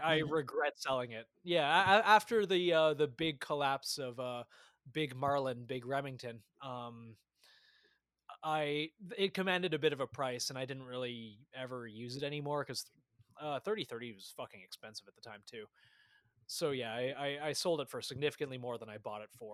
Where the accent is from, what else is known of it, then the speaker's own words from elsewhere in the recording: Canada; I grew up in Canada